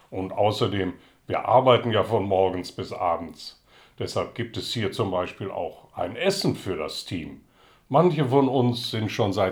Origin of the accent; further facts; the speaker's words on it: Netherlands; now in Berlin, Germany; Aus Holland.